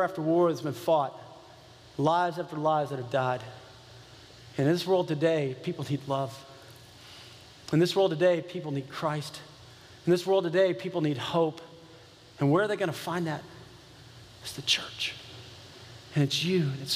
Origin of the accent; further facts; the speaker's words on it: United States; being an American